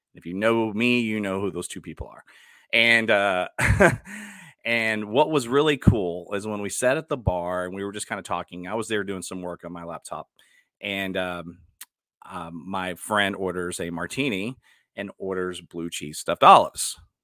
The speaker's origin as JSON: {"language": "English", "town": "Dallas", "region": "Texas", "country": "United States", "also_born_or_lived": "Houston, Texas", "moved": "as an adult", "lives_now": "Cypress, United States", "said": "I'm from Dallas."}